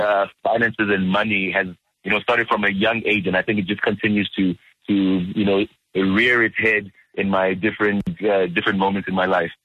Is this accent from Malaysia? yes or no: no; South Africa; also born or lived in Democratic Republic of the Congo; I, I, came here when I was about three years old, around '92